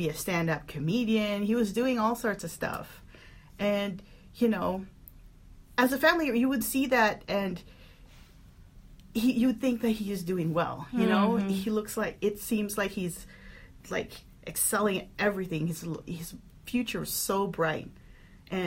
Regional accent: Philippines; now in United States; we're all from the Philippines. I moved to the States in 2004

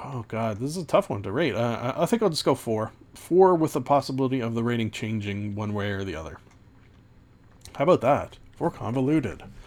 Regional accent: Canada; also born or lived in Ontario; being Canadian in a small town

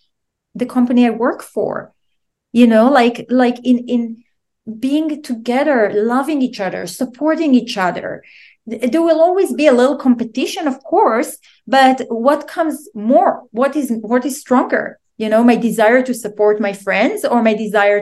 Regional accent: Israel; moved away; I'm originally from Israel

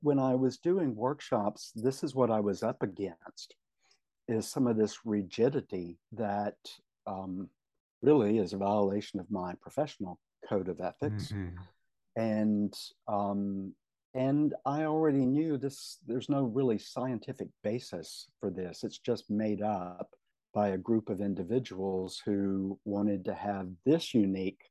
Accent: Tennessee, United States; moved away as an adult; Tennessee is my home state. Mm. It's where I lived until 4 years ago

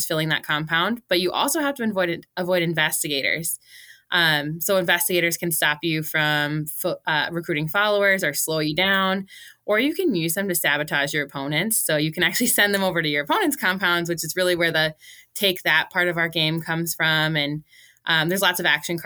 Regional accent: Bejou, Minnesota, United States; my hometown is Bijou, Minnesota

